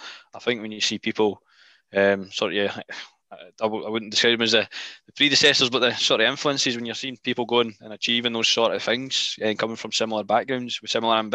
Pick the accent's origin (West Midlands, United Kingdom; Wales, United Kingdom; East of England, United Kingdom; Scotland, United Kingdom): Scotland, United Kingdom; Kirkcaldy; I'm originally from Kirkcaldy, which is in Fife.